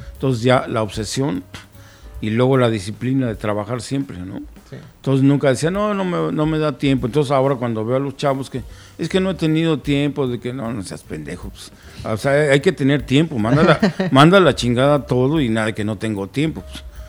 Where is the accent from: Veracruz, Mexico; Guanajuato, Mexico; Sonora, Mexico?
Guanajuato, Mexico; allí en mi tierra